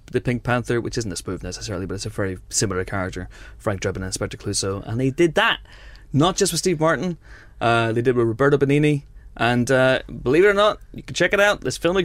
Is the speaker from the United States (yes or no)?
no; Ireland; I'm Irish.